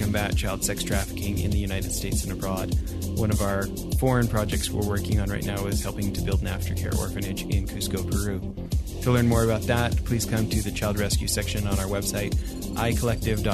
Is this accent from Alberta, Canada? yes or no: yes; Calgary, Alberta, Canada; also born or lived in Orange County, California; after 7-8 years in Orange County, California, Southern California, going back to Calgary